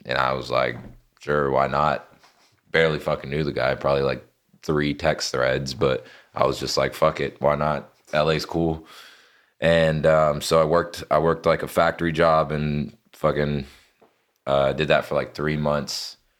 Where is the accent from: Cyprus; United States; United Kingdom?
United States; Lexington, North Carolina; moved away as an adult; now in Los Angeles, United States; Born and raised there, grew up all fucking eighteen years of my childhood there